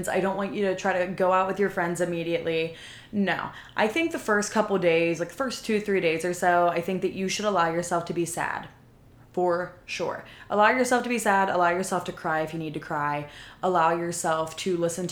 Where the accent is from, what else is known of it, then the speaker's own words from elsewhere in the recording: Pennsylvania, United States; moved away as an adult; now in Texas, United States; moving to a different city hours away from my hometown. So from Pennsylvania to Texas.